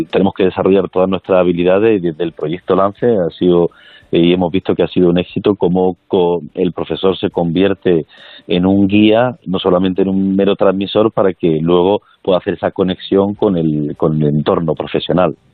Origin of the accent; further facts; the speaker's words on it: Granada, Andalusia, Spain; como granadino